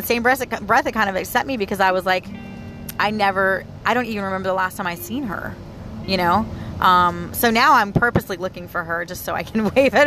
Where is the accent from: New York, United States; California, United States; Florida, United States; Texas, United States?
Florida, United States; I was born and raised here in Florida